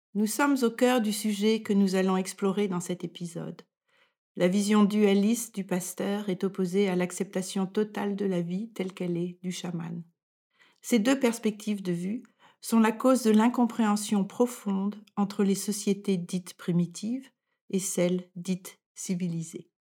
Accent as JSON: {"language": "French", "country": "France", "moved": "as an adult", "lives_now": "Denmark", "said": "Je suis française et je vis au Danemark depuis plus de 40 ans."}